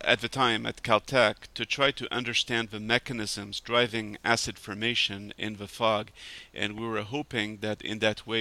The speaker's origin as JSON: {"language": "English", "region": "Geneva", "country": "Switzerland", "tie": "born or raised there", "also_born_or_lived": "Paris, France / Pasadena, California", "moved": "as an adult", "said": "I grew up in Geneva, Switzerland"}